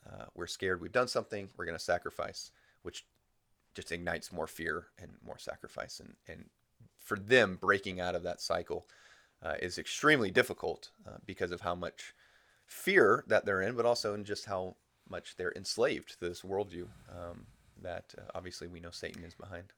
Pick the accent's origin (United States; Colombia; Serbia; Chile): United States; moved away as an adult; being an American